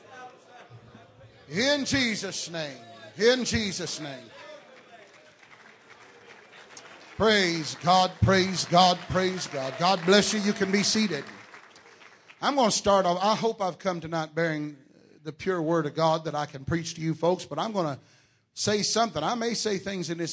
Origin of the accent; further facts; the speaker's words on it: Texas, United States; I am from Texas